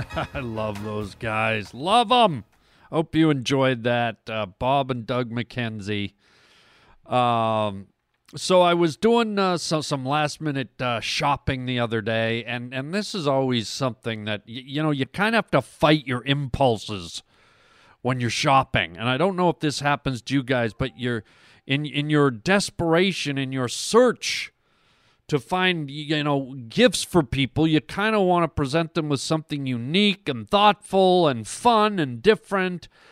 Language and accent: English; Canada; now in United States; I'm an American citizen, but I'm also a Canadian citizen, born and raised in Canada